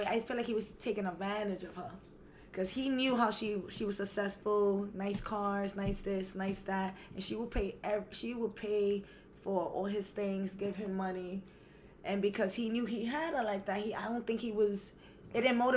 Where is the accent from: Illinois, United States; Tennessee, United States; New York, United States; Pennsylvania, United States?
New York, United States; New York City; accent: Brooklyn, Puerto Rican type of accent; I have a Brooklyn, Puerto Rican type of accent